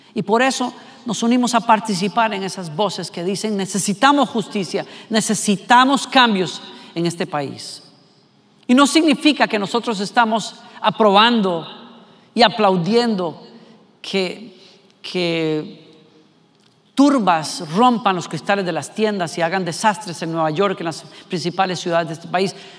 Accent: Costa Rica; como costarricense que soy

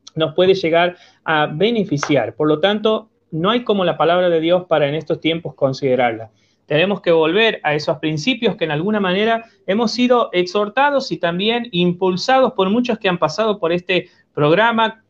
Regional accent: Argentina; como argentinos

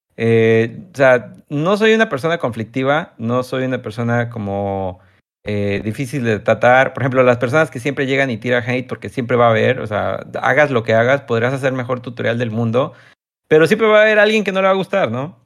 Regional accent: Tabasco, Mexico; yo soy de México

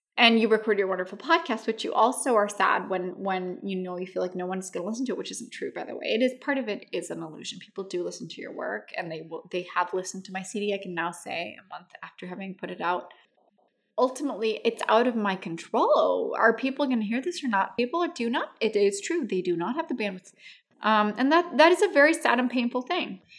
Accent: Santiago, Santiago Metropolitan Region, Chile; moved away as an adult; also born or lived in New York; Where I grew up in Santiago

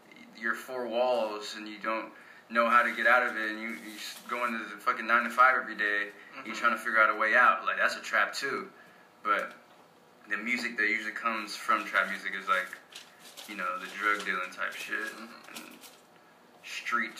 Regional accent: Texas, United States; also born or lived in Italy; I moved to Texas in 2000 from Italy. And, like, this is really where I grew up

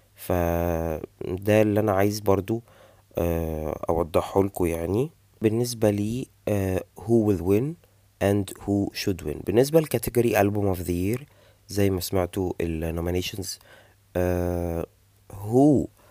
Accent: Egypt; عندنا في مصر

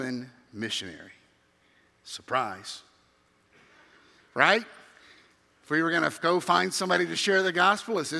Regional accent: Memphis, Tennessee, United States; moved away; growing up in Memphis, Tennessee

